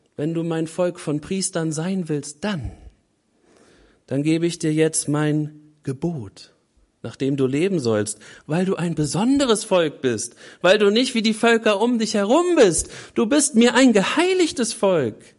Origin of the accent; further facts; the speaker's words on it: Germany; Wir Deutschen